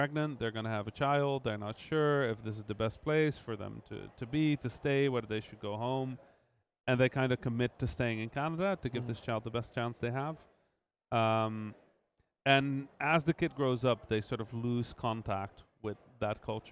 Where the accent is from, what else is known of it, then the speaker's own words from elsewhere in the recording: Netherlands; I grew up obviously in the Netherlands, being half Egyptian